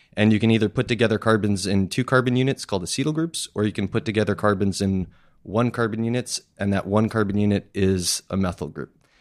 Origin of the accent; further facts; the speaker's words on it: Massachusetts, United States; also born or lived in Queens, New York; now in Astoria, United States; when I was ten months old, my family moved to Musa-, Massachusetts, so I grew up in a small town that almost no one has ever heard